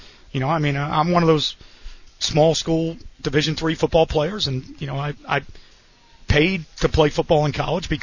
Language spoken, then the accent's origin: English; Long Island, New York, United States; moved away; I'm from Long Island